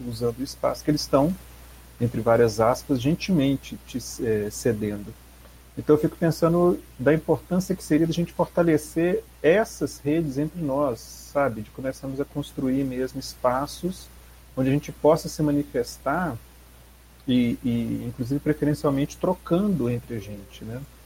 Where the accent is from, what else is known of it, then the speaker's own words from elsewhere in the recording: Belo Horizonte, Minas Gerais, Brazil; eu sou de Belo Horizonte